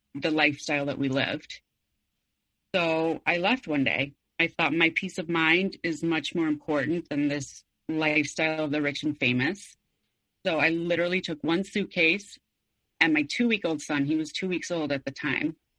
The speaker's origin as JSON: {"language": "English", "region": "Mexico City", "country": "Mexico", "tie": "born or raised there", "said": "I was born and raised in Mexico City"}